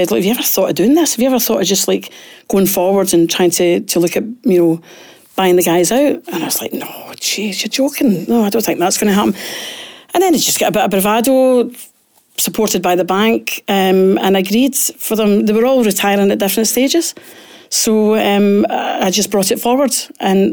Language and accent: English; Glasgow, Scotland, United Kingdom; I was born and brought up in Pollock